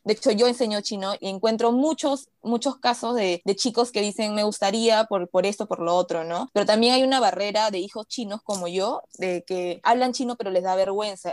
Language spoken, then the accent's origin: Spanish; Peru; Yo soy nacida en Perú, pero mis papás los dos son chinos